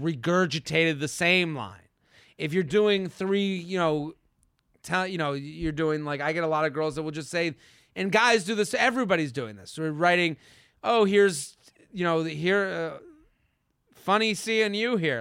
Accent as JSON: {"language": "English", "town": "Needham", "region": "Massachusetts", "country": "United States", "said": "I'm from Needham"}